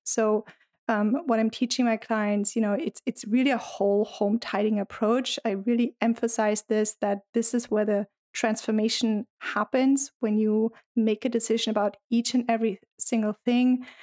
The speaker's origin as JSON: {"language": "English", "country": "Germany", "moved": "yes", "lives_now": "United States", "said": "I'm originally from Germany, but I've been living in the U S for quite some"}